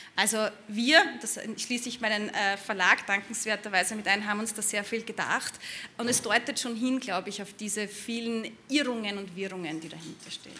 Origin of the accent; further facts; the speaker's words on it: Burgenland border area, Austria; dem Gebiet, wo ich herkomme, also im burgenländischen Grenzgebiet